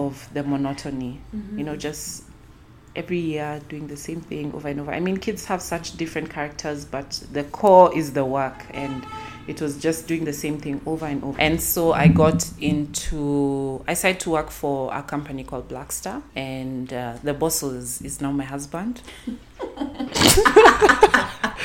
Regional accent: Nairobi, Kenya; I'm from Nairobi, Kenya.

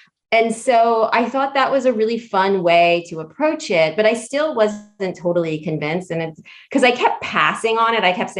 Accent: Hawaii, United States; born there; you know, I was born in Hawaii. My dad's from there. My family's all there.

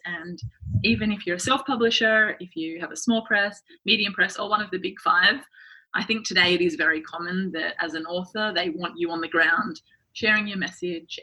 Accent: Sydney, New South Wales, Australia; moved away as an adult; now in New York, United States; I'm from Sydney, Australia. I've just moved to New York at the start of this year.

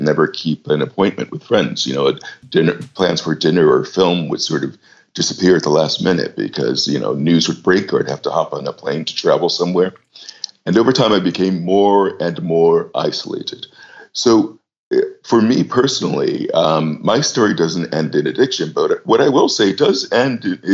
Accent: United States; moved away as an adult; also born or lived in New York; now in London, United Kingdom; I'm American by birth and worked in New York for a number of years, about 13 or so, before moving to London.

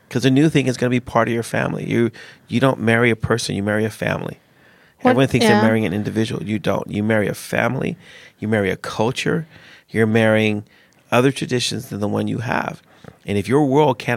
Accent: United States; born or raised there; moved away as an adult; now in Sweden

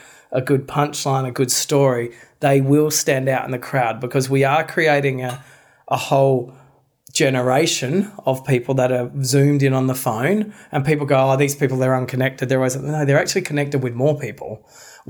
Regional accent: Australia; we're Australian

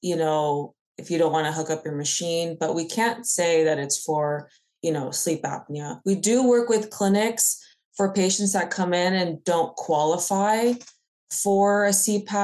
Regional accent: Bay Area, California, United States; I'm from the Bay Area

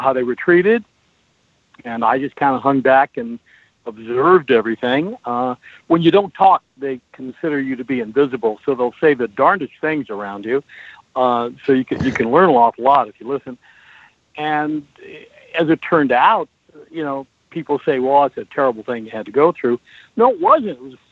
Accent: Portland, Oregon, United States; I was born and raised in Portland, Oregon.

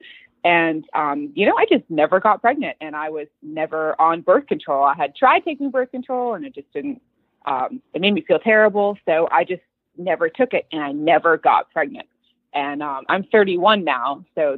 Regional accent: Florida, United States; moved away as an adult; now in Dallas, United States; So we are from Florida, my husband, Michael, and I, currently living in Dallas, Texas

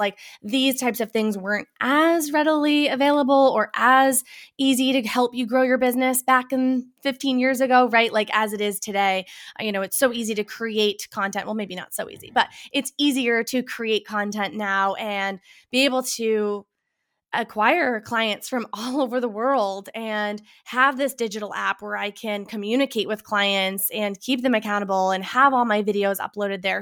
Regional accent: Boston, Massachusetts, United States; now in Burlington, Connecticut, United States; I am originally from the Boston, Massachusetts area

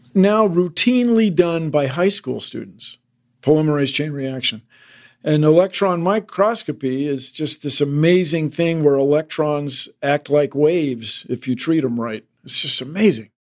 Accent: Washington, District of Columbia, United States; where I grew up in Washington D.C.

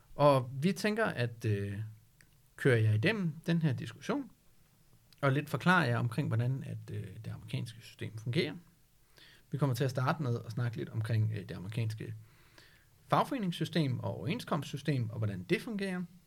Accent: Denmark; som danskere

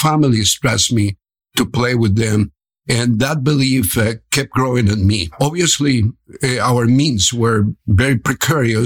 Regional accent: Cali, Valle del Cauca, Colombia; English is a second language; moved away as an adult; also born or lived in Detroit / Miami; now in Orlando, United States; I was born in Cali, Colombia

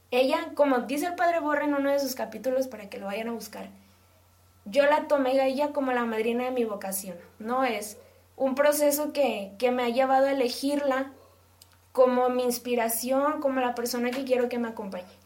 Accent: Monterrey, Nuevo León, Mexico; Nosotros somos de Nuevo León

